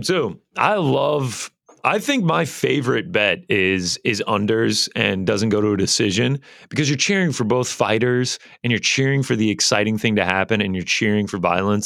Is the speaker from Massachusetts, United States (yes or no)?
no; Alpharetta, Georgia, United States; Alpharetta, which, uh, the old three zero zero zero four, uh, is actually where I am born and raised